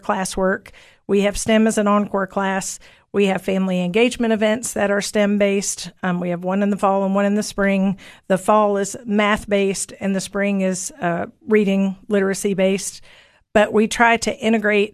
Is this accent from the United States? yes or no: yes; Cookeville, Tennessee, United States; I grew up in Cookeville.